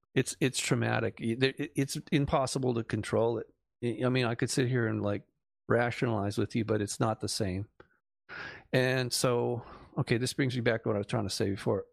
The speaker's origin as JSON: {"language": "English", "town": "Malibu", "region": "California", "country": "United States", "tie": "born or raised there", "said": "growing up in Malibu"}